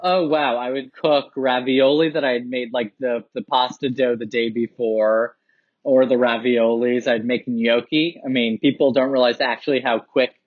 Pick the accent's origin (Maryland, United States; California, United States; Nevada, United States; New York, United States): New York, United States; New York City; I grew up in Soho, New York, and I'm a real like downtown loft kid